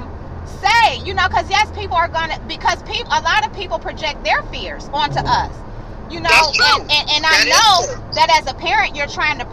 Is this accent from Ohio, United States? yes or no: yes; Cleveland, Ohio, United States; moved away as an adult; now in North Carolina, United States; Cleveland, Ohio. Born and raised.